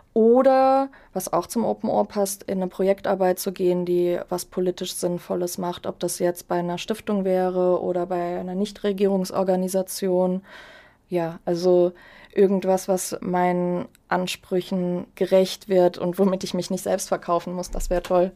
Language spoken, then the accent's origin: German; Germany; als Deutsche